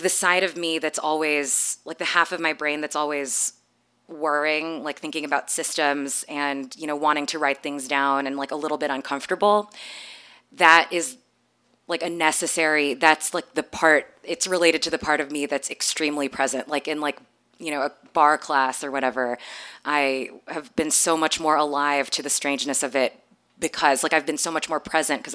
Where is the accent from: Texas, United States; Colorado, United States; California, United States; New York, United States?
Texas, United States; also born or lived in Canada / Philippines; I grew up in a mega church in Texas. My parents are from the Philippines. I was born in Canada, but I grew up for 12 years going to a mega church